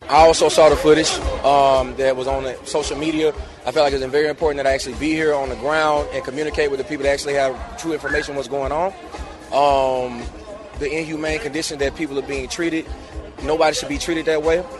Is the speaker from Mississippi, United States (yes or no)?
yes; Meridian, Mississippi, United States; I'm from Mississippi